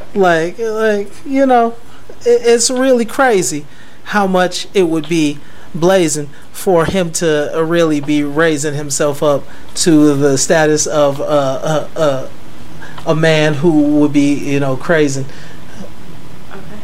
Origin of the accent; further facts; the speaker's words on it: United States; I'm American